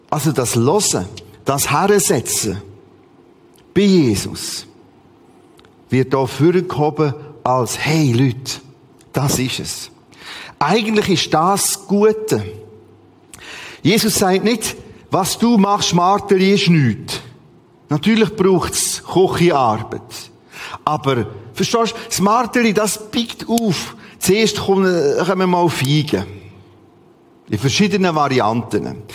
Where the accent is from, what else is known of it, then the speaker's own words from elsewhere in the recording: Bern, Switzerland; Ich komme aus dem Bernbiet und dort gibt's viele Martas.